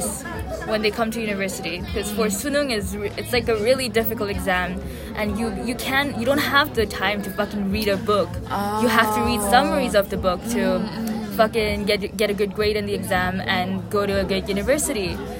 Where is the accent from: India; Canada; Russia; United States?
India; now in South Korea; I felt really different growing up in India, and largely because of my different.